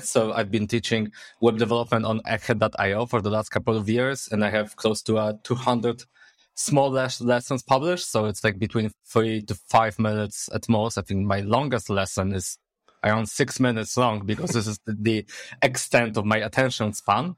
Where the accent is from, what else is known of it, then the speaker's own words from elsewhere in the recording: Poznań, Greater Poland, Poland; English is a second language; I'm from Poznań, Poland. Born and raised, actually